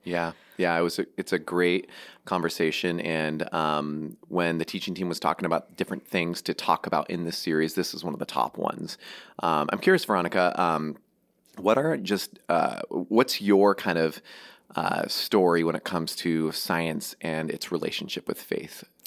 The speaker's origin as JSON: {"language": "English", "town": "Seattle", "region": "Washington", "country": "United States", "tie": "born or raised there", "said": "I grew up in Seattle, just north of it"}